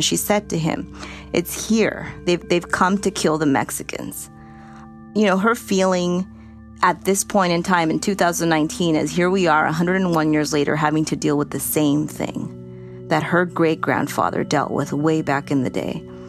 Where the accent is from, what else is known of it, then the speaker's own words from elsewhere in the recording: El Salvador; now in Los Angeles, United States; I was born in El Salvador.